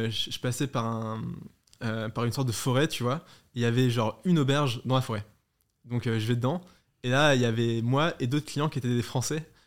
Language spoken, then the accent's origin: French; Hauts-de-France, France; born or raised there